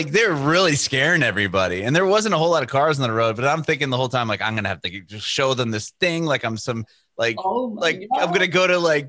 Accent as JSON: {"language": "English", "town": "San Diego", "region": "California", "country": "United States", "moved": "as an adult", "lives_now": "Nashville, United States", "said": "I'm from San Diego. My family and I just moved to Nashville, but I was in San Diego majority of the time when the pandemic happened."}